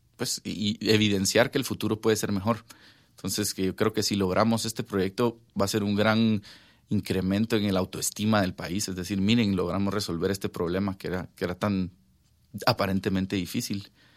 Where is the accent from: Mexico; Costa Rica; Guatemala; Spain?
Guatemala; yo crecí aquí en Guatemala toda mi vida